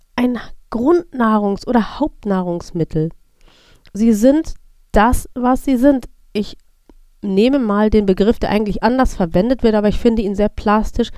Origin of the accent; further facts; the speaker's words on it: North Rhine-Westphalia, Germany; ich bin in Nordrhein-Westfalen aufgewachsen